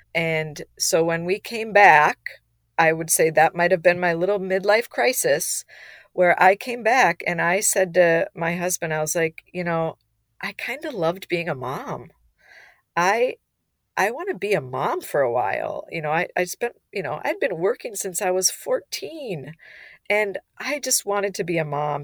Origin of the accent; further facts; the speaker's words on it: Minnesota, United States; we're from Minnesota